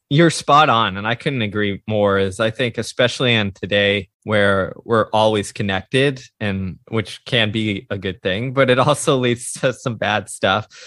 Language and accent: English; Houston, Texas, United States; I grew up in the suburbs of Houston, Texas.